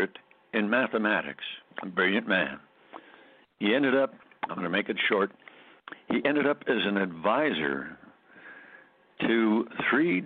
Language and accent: English; Scranton, Pennsylvania, United States; our hometown where I grew up in Scranton, Pennsylvania